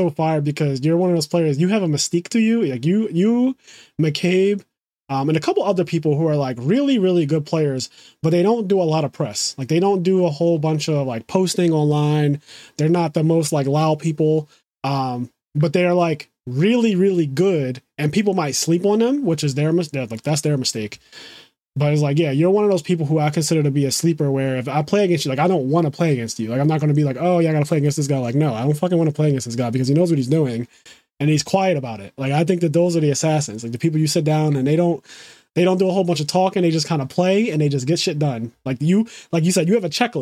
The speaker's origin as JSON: {"language": "English", "town": "Philadelphia", "region": "Pennsylvania", "country": "United States", "tie": "born or raised there", "said": "I'm born and raised in Philly."}